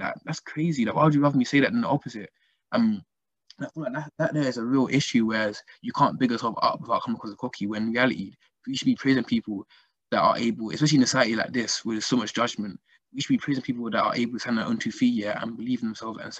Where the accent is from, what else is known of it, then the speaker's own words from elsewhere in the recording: Nigeria; I'm from Nigeria, seeing the amount of work needs to be done back home in Africa and all that kind of stuff